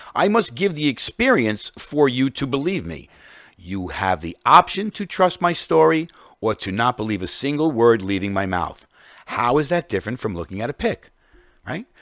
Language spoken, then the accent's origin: English; New York, United States; as a New Yorker